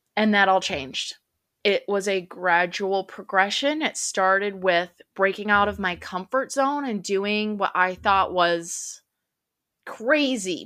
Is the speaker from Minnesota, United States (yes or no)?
yes; central Minnesota, United States; now in Dallas, United States; I'm from Dallas, Texas, grew up in central Minnesota